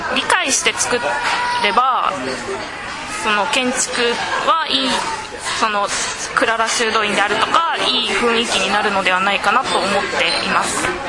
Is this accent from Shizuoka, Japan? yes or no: no; Hyogo, Japan; moved away as an adult; now in Okinawa, Japan